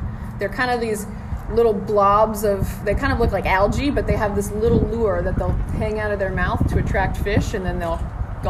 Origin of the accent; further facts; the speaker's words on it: Southwest Florida, United States; born and raised in Southwest Florida